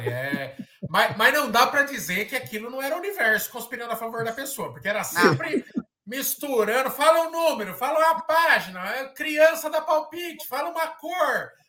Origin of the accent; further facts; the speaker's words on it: São Paulo, Brazil; é, não é algo que eu penso por enquanto, assim, levar para outro estado, é, até porque todos nós somos de São Paulo, né?